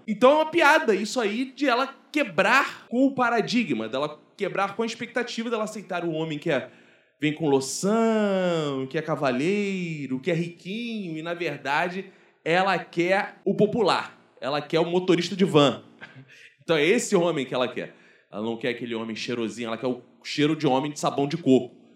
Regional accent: Brazil

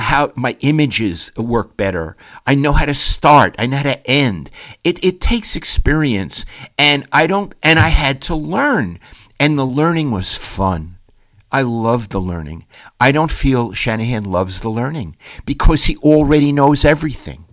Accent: Avenue L, New York, United States; moved away; I grew up on Avenue L at one end

